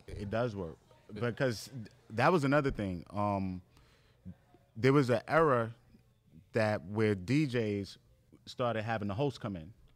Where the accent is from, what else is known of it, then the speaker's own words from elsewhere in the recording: New York City, New York, United States; me growing up in Far Rockaway, Queens, in New York